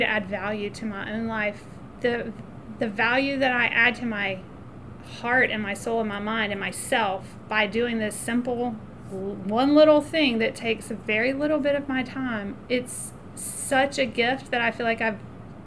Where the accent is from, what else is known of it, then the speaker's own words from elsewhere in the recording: about an hour from Wilmington, North Carolina, United States; now in Greenville, United States; Wilmington, North Carolina, which is about an hour from where I grew up